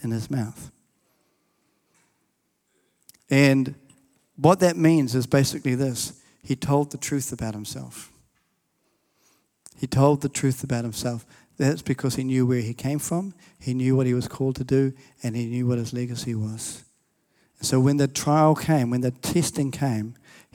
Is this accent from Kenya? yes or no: no; New Zealand; I'm a Kiwi, but my family are from England